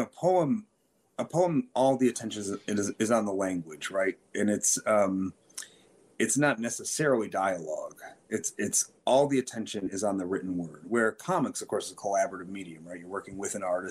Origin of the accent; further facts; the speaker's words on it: Detroit, Michigan, United States; moved away as an adult; also born or lived in New York; I'm from Detroit and I'm back in Detroit now